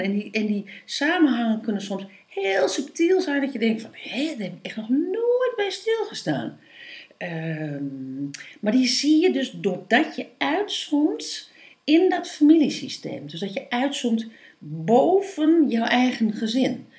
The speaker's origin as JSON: {"language": "Dutch", "region": "East Groningen", "country": "Netherlands", "tie": "born or raised there", "said": "ik ben in Oost-Groningen ben ik opgevoed"}